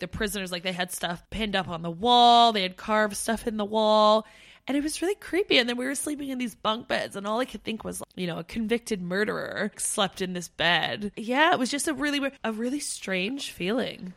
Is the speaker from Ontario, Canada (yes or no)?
yes; near Niagara Falls, Ontario, Canada; moved away as an adult; Steph and I grew up near Niagara Falls